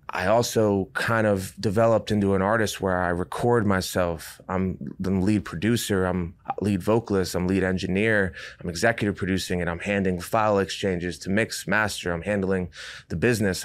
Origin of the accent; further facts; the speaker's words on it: Rhode Island, United States; moved away as an adult; also born or lived in Durham, North Carolina; I was from Rhode Island